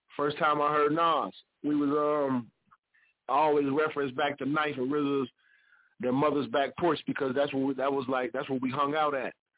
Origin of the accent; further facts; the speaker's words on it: Ohio, United States; I'm from Ohio